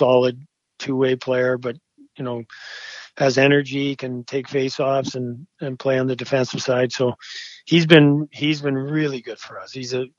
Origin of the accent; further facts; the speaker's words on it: Edmonton, Alberta, Canada; I grew up in Edmonton.